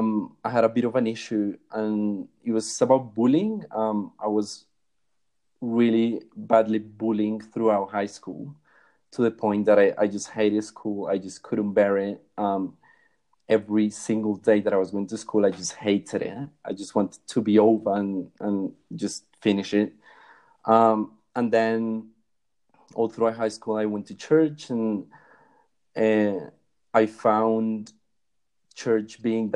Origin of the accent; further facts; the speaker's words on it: Bogota, Colombia; So when anyone asks where I'm from, I just say that I'm from Bogota. Yeah, so I had a really pretty normal upbringing here in Colombia.